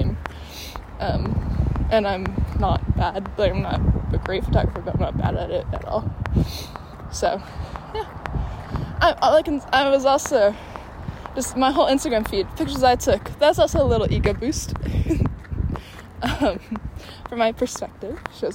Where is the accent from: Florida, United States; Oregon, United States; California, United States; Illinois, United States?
Illinois, United States; Chicago; in Chicago, there's... selective enrollment schools, and I went to Northside College Prep